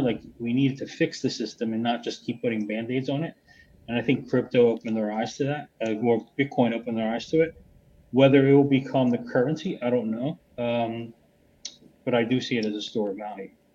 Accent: United States; now in Lisbon, Portugal; I'm originally American, but I'm living in Lisbon, Portugal now.

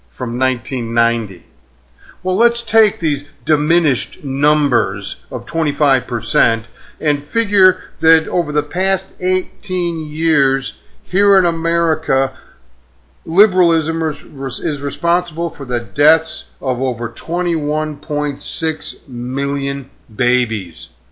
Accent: United States; my country, the USA

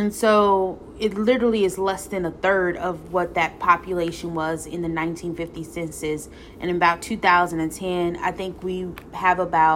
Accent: East St. Louis, Illinois, United States; the City of Champions, where I grew up.

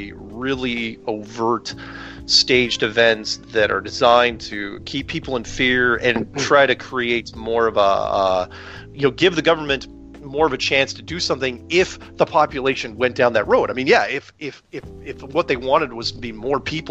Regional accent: United States; I'm an American.

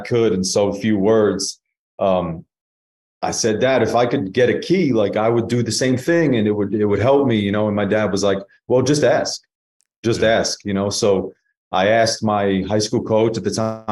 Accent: New York City, New York, United States; moved away; I'm born and raised in Staten Island, New York

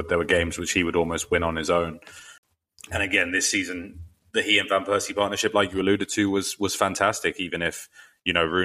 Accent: London, United Kingdom; also born or lived in Trinity University; growing up in North London

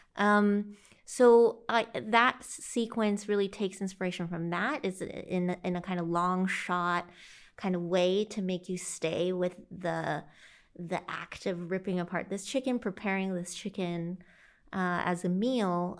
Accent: St. Louis, Illinois, United States; also born or lived in China / Carbondale, Illinois; I grew up in the Midwest of the U S, uh, Illinois, and eventually spent most of my time in, in Saint Louis and the surrounding areas there.

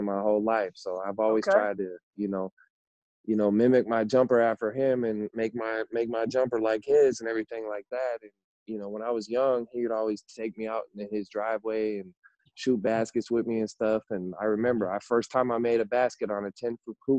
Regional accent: Seattle, Washington, United States; also born or lived in Auburn, Washington / Yakima, Washington / Bothell, Washington; I was born in Auburn, and I lived a lot of my childhood up until grade school in the greater Seattle area.

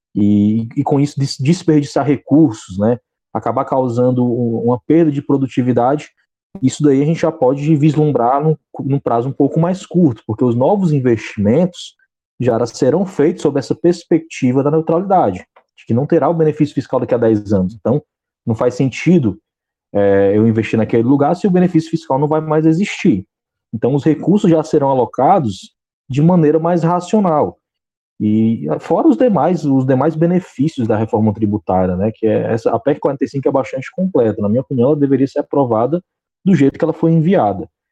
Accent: Fortaleza, Ceará, Brazil; eu sou de Fortaleza, Ceará

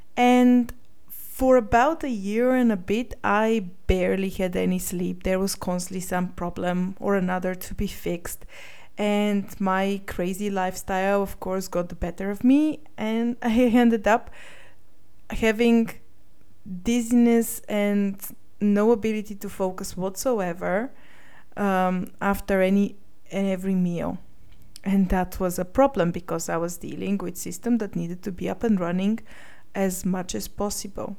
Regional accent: Sofia, Sofia City, Bulgaria; moved away as an adult; also born or lived in United Kingdom; I was born in Sofia, Bulgaria, and I lived here until the age of 19 when I went to the UK to study computer science

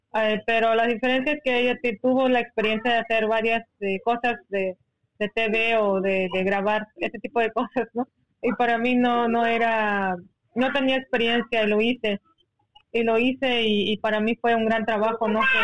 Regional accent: Seri community, Sonora, Mexico; first language Seri; Spanish is a second language; ser una comunidad indígena como comunidad con CAS que somos, como hombres y mujeres de arena

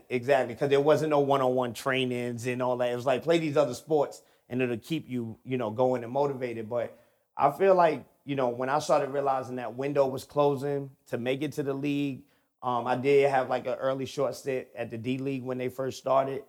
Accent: New York, United States; moved away; I'm originally from New York. Um, so I grew up, ball was in my hand from birth

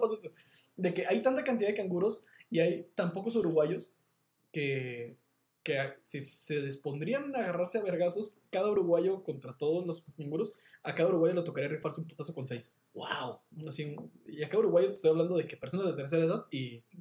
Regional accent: Monterrey, Nuevo León, Mexico; yo soy de Monterrey

